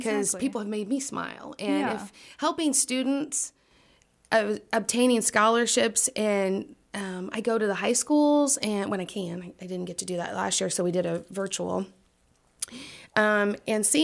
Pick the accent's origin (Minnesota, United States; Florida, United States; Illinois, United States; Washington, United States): Illinois, United States; Danville; also born or lived in Glasgow, Kentucky / Oakwood, Illinois; we moved here when I was 2, and actually lived right over here on Nicholas Street